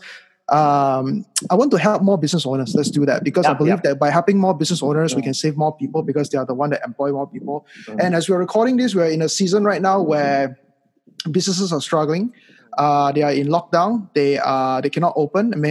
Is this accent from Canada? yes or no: no; Malaysia; moved away; also born or lived in United States; 3-4 years ago when I came back to Malaysia from the United States